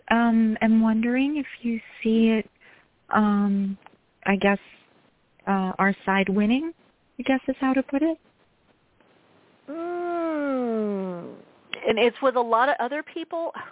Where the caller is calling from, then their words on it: New York, United States; I'm calling from New York